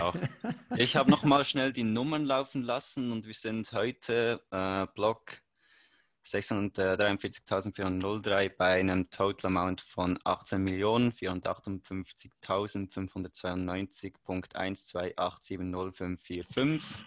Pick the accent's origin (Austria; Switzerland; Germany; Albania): Switzerland; ich komme aus der Schweiz